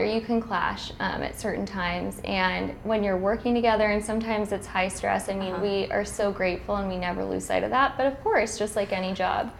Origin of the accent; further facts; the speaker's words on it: Pasadena, California, United States; I'm from Pasadena area